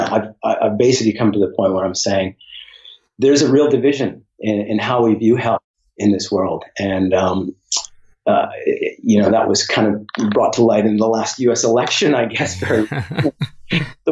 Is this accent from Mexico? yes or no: no; Nanaimo, British Columbia, Canada; I was born and raised in British Columbia, Canada